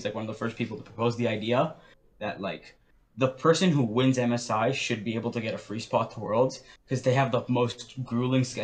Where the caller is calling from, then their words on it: Ontario, Canada; Uh, I'm calling from Ontario.